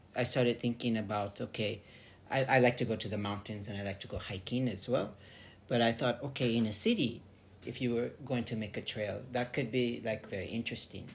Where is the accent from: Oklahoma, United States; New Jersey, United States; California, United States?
California, United States; moved away as an adult; now in Tokyo, Japan